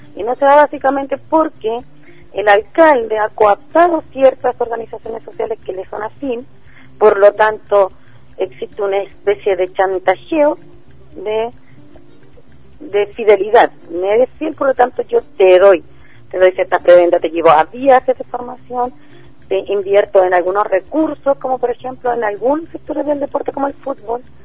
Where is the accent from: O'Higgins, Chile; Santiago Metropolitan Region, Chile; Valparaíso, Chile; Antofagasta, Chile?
Santiago Metropolitan Region, Chile; Santiago; somos de Ferronavia